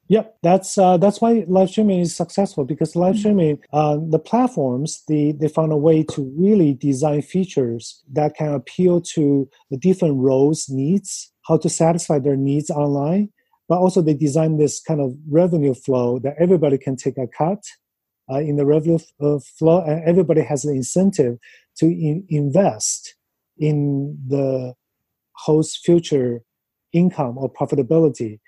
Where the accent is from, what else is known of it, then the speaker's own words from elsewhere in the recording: China; moved away as an adult; also born or lived in Los Angeles, United States; now in New York, United States; growing up in China, in like middle school and high school